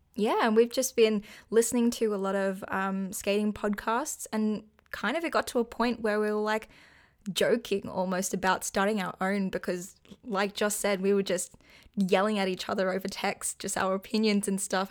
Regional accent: Australia; I'm actually Australian and live on the east coast of Australia

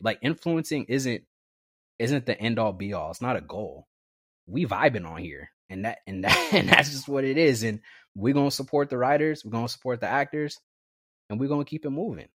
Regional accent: Vallejo, California, United States; also born or lived in Napa, California; growing up in the Bay Area, it was very diverse, especially in Vallejo

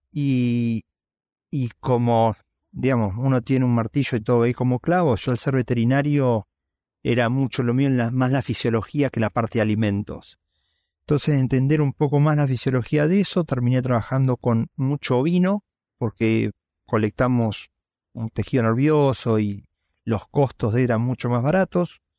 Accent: Venado Tuerto, Santa Fe, Argentina; yo soy de Argentina, eh, mi papá ingeniero químico cada dos años se mudaba a todas partes eh, lo cual hizo que tuviera posibilidad de, cuando llegué a la secundaria, irme a vivir con mis abuelos en Venado Tuerto, y yo digo que soy originario de Venado Tuerto.

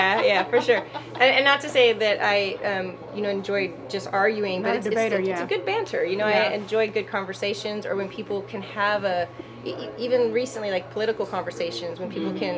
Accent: El Paso, Texas, United States; also born or lived in Germany; now in Houston, United States; So I grew up in El Paso somewhat. I'm a military brat. My dad went to Fort Bliss, was in the Army. Mm-hmm. But I was born in Germany and spent portion of my younger preteen years in Germany traveling.

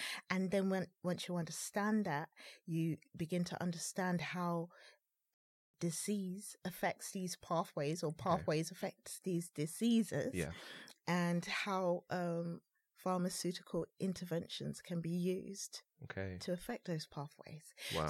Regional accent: London, United Kingdom; I've mostly lived in East.

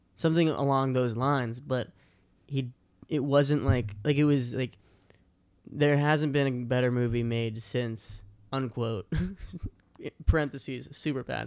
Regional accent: outside Boston, Massachusetts, United States; born or raised there; moved away

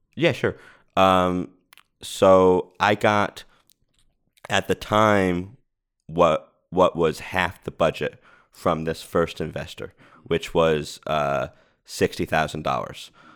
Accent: Rhode Island, United States; now in Los Angeles, United States; I moved out here and I, I'm from Rhode Island.

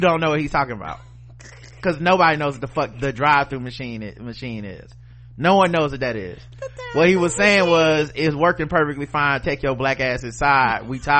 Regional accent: New York City, New York, United States; I'm from New York, and most people here do not know American chattel slavery began in New York City as part of the Dutch slave trade in the 1600s.

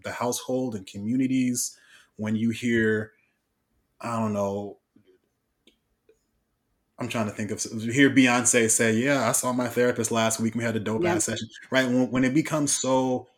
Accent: Oakland, California, United States; I'm from East Oakland

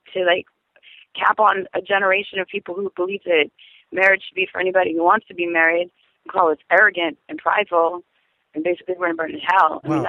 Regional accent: the South, United States; I'm from the South.

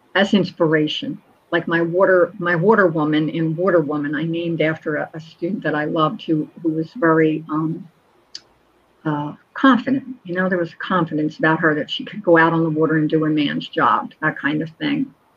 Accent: Collingswood, New Jersey, United States; A Collingswood Christmas because I placed it in my hometown where I grew up

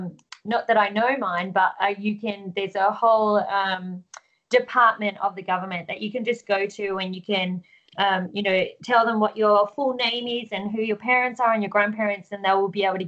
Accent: Australia; one of the things that that is sometimes frustrating for Australians is that we're seen as the Aussie yobbo

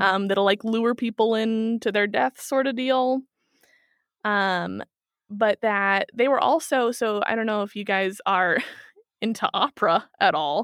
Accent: Kansas City, Missouri, United States; moved away as an adult; now in Germany; I'm from Kansas City

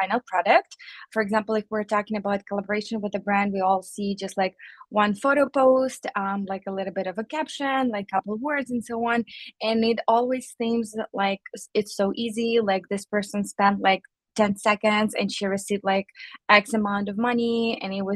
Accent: Ukraine; moved away as an adult; also born or lived in Chicago, United States; now in United States; I'm an immigrant from Ukraine

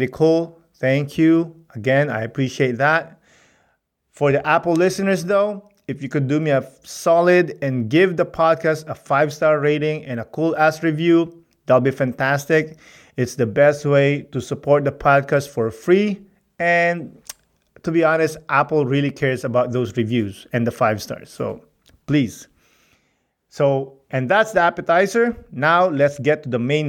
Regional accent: Philippines; But I'm Filipino

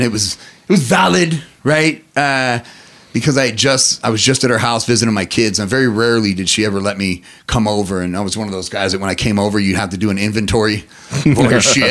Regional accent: Reno, Nevada, United States; I'm not born or raised in Vegas, from Reno.

